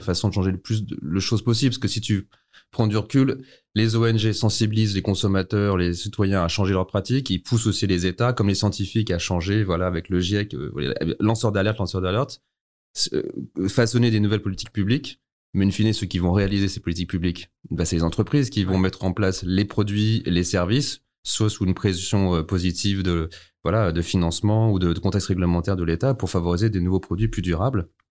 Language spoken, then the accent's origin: French; the Alps, France; also born or lived in New Zealand; tout petit, j'ai grandi dans les Alpes